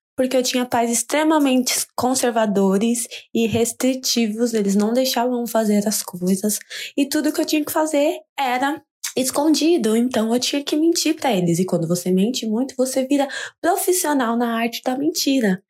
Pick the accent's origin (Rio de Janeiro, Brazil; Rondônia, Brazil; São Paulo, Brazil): São Paulo, Brazil; Praia Grande; now in Philadelphia, United States; atualmente eu moro na Filadélfia, Estados Unidos, mas sou lá do litoral de São Paulo, Praia Grande.